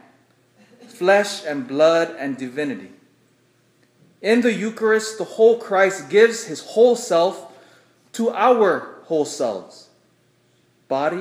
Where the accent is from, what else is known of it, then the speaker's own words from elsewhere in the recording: United States; I love being an American